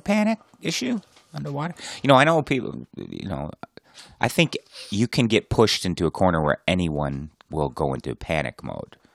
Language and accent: English; Plymouth, Michigan, United States; my hometown of Plymouth, Michigan